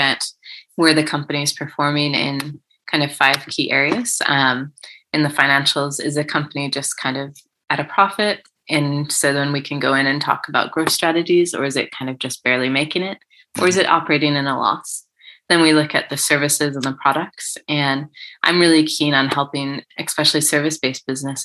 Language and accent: English; United States; moved away as an adult; now in Cardiff, United Kingdom; I'm from the States, as you can tell, and I have British family. And so I came over about 6 years ago to the UK